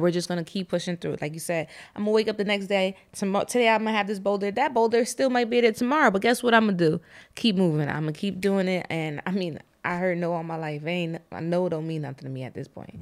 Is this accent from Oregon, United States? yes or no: no; New York City, New York, United States; now in Lancaster, United States; I was born in the Bronx